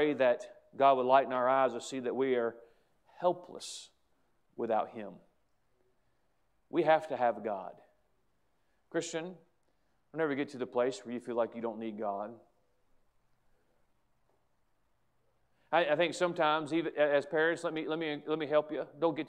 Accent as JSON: {"language": "English", "country": "United States", "said": "as an American, as a patriotic American"}